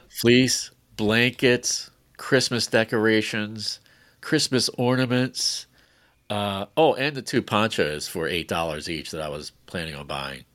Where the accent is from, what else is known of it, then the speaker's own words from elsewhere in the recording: Catonsville, Maryland, United States; also born or lived in Silver Spring, Maryland; we were up in Catonsville, my hometown